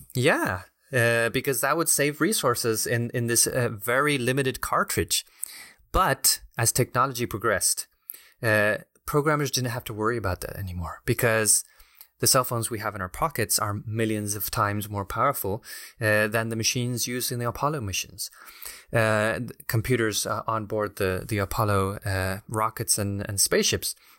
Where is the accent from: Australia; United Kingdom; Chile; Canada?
Chile; now in Washington, D.C., United States; I'm originally from Chile